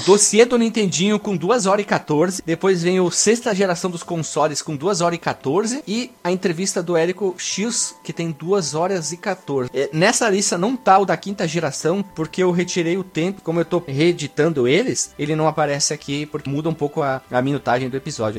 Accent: Brazil; eu sou brasileiro

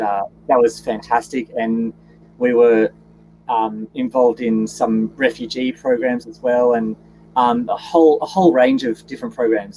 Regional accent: Gold Coast, Queensland, Australia; I was born and, and raised on the Gold Coast

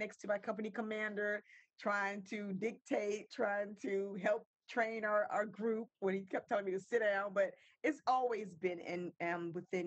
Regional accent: Virginia Beach, Virginia, United States; now in Maryland, United States; I'm originally from Virginia Beach, moved to Maryland in 93

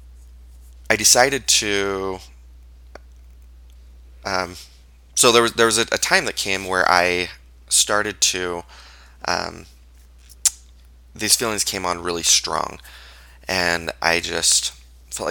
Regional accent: Payson, Utah, United States; also born or lived in Orem, Utah / Netherlands; I was raised in Utah, grew up in Payson, Utah

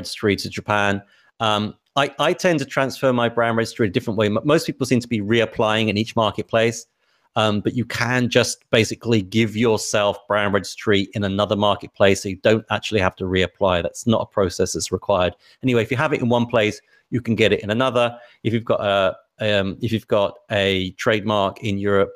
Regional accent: England, United Kingdom

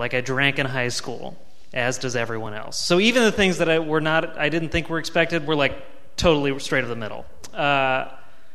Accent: Virginia Beach, Virginia, United States; I grew up in Virginia Beach.

